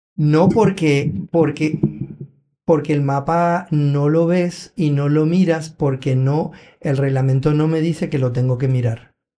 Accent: Benidorm, Valencian Community, Spain; now in Puerto Rico; Yo me crié en Benidorm

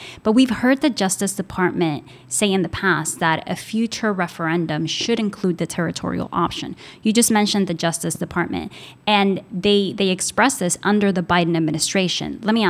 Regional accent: Puerto Rico; I was born and raised in Puerto Rico. I'm 32 years old

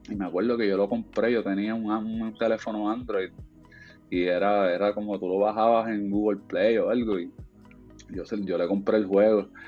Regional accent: Puerto Rico; moved away; yo me fui por ahí de Puerto Rico hace 10 años y pues a, hacer, tratar de hacer cine y otras cosas

